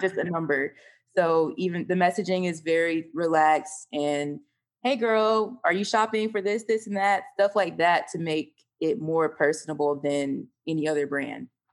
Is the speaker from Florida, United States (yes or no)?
yes; Panama City, Florida, United States; also born or lived in Orlando, Florida; I'm actually from North Florida, Panama City